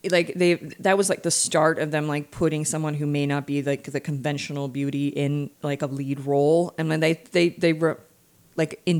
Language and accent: English; California, United States; Growing up in California, like that's very much what